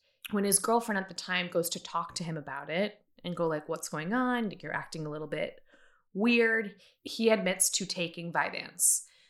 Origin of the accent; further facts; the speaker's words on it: Illinois, United States; I am from Illinois. I'm from this area.